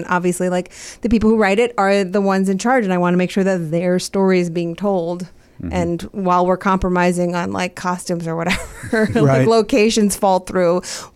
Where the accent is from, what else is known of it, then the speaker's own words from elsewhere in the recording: Maryland, United States; I'm from Maryland